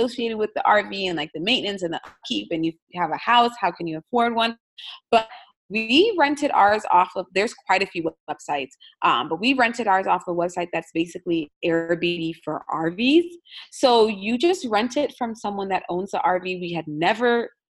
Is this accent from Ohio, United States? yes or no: no; South Florida, United States; also born or lived in New York / Washington, D.C. / Oakland / West Virginia; I was born in New York, but I grew up in South Florida